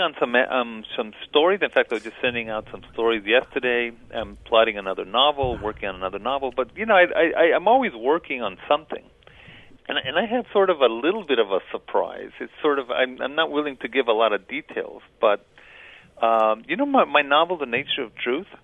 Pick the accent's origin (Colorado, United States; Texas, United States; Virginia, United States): Texas, United States; El Paso; I crossed back and forth along the border, and that was how I grew up in El Paso